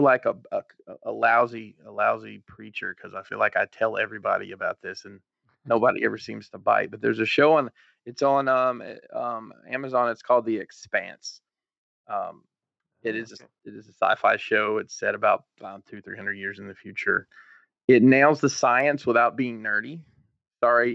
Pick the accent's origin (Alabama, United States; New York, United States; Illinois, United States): Alabama, United States; Huntsville; moved away as an adult; now in Maryland, United States; I'm from Huntsville, Alabama